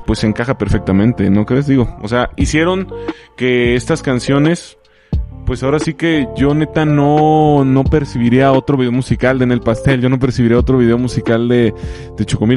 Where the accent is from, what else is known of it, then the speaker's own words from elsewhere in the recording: Moroleón, Guanajuato, Mexico; yo también soy oriundo de Moroleón, Guanajuato